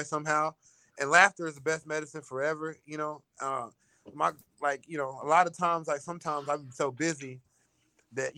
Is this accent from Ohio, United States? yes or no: no; Atlanta, Georgia, United States; moved away; I'm from Atlanta